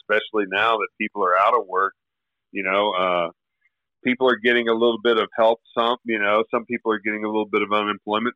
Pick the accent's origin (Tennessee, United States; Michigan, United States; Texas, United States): Tennessee, United States; Memphis; also born or lived in Arkansas; I grew up in the South